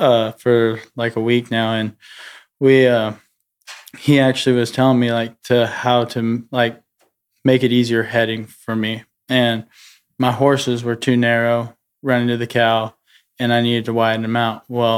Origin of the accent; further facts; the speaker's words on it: Cody, Wyoming, United States; I grew up around Cody, high school rodeo, and junior rodeo and stuff.